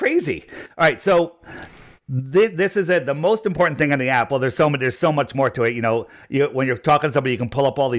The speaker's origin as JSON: {"language": "English", "country": "United States", "tie": "born or raised there", "said": "I grew up in Fairfield County"}